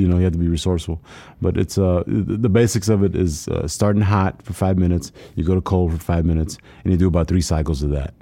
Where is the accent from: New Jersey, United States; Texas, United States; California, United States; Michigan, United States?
Texas, United States; South; didn't have a lot growing up, growing up in South Texas.